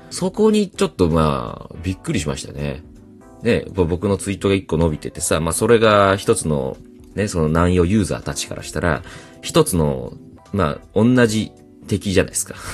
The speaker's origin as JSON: {"language": "Japanese", "region": "Okayama", "country": "Japan", "said": "岡山県出身だから、な、何は普通に使うし"}